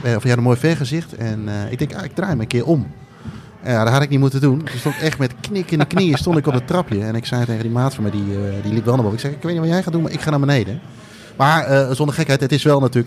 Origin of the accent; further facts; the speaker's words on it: Indonesia; moved away; ik ben geboren in Indonesië